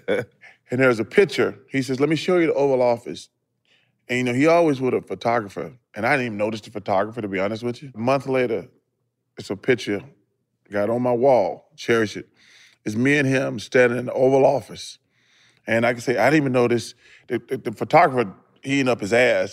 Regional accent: Leeds, Alabama, United States; moved away; my hometown only got a couple thousand people. Mm-hmm. I'm from mm-hmm. Leeds, Alabama

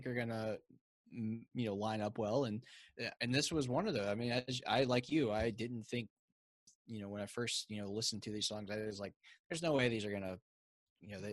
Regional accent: the South, United States; I'm from the South and we talk a little slower down here

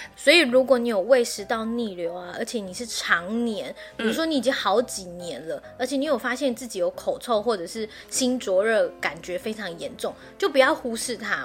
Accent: Taiwan; 因为我们台湾人真的太爱吃宵夜了

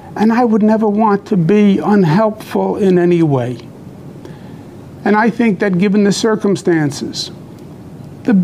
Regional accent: New York, United States; I'm a New Yorker, born and bred

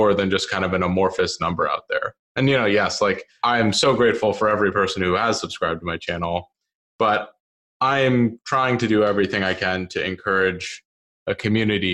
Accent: Bethesda, Maryland, United States; I grew up in the Washington, D.C. area. So in a suburb of that called Bethesda

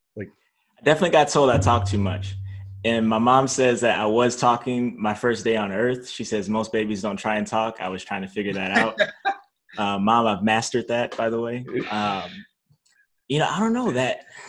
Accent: North Chicago, Illinois, United States; also born or lived in Zion, Illinois; I grew up in North Chicago, Illinois, um, Zion, Illinois

